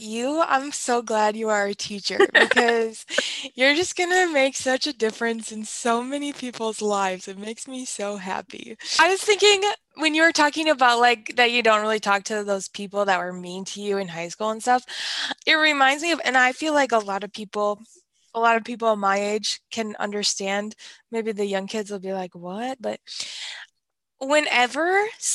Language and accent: English; Wisconsin, United States; I'm from Wisconsin